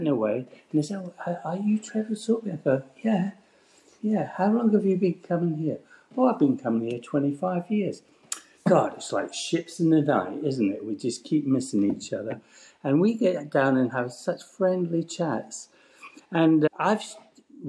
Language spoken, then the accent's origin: English; Paisley, Scotland, United Kingdom; when you land in Paisley, you're actually landing in Glasgow Airport. So I'm 6 miles from Glasgow Airport